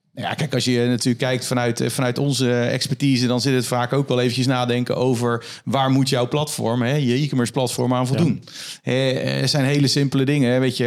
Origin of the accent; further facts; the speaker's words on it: Netherlands; als Hollander